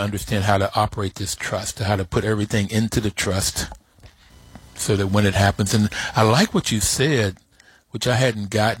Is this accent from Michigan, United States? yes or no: no; Bluefield, West Virginia, United States; I'm from Bluefield, West Virginia, so I'm from Appalachia.